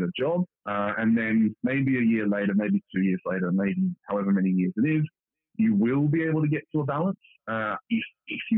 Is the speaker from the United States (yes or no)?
no; Australia; moved away; I'm originally from Australia, and a lot of us do have that wanderlust, want to get out of Australia